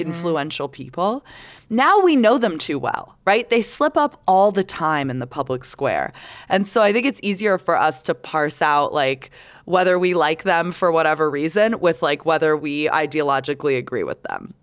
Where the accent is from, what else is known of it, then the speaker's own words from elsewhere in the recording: Canada; now in United States; I'm Canadian